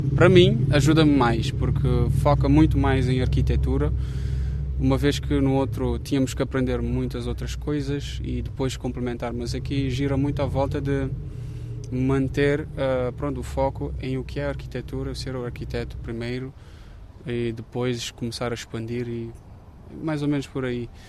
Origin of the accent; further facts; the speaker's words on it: Cape Verde; moved away as an adult; now in Évora, Portugal; Eu sou de Cabo Verde, nascido e criado, e cheguei cá em 2019